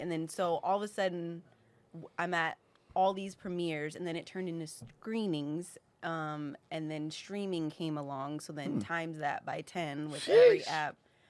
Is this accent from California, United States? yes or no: yes; Sacramento, California, United States; Sacramento. Why did I forget for a minute?